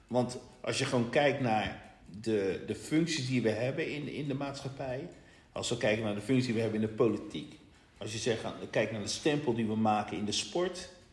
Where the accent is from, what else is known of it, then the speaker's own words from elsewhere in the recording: Rotterdam, South Holland, Netherlands; wij komen uit Rotterdam